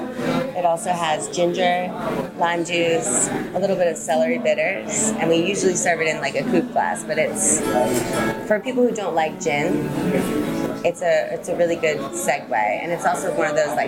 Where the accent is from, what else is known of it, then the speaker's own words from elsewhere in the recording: Charleston, South Carolina, United States; also born or lived in California; now in Atlanta, United States; I'm from Charleston, South Carolina.